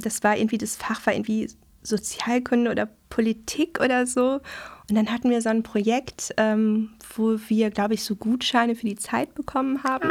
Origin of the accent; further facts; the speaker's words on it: Dortmund, North Rhine-Westphalia, Germany; moved away as an adult; also born or lived in Welver-Weslarn, Soester Börde; now in Hamburg, Germany; Ich komme aus Nordrhein-Westfalen. Mhm. Und ähm, ich habe die ersten zehn Jahre meines Lebens in Dortmund verbracht. Ah und dann noch neun Jahre ähm, ganz auf dem Land